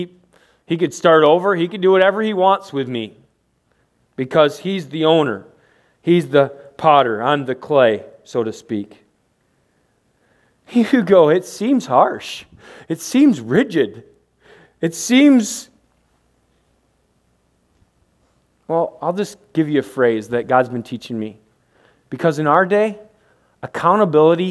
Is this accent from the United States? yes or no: yes; United States; We're from America.